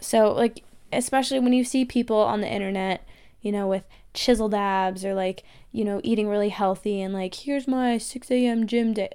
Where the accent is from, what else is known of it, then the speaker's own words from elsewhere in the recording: United States; accent: American; they heard my accent and ran. Um, Germans, they were like, "Oh my God, you're American.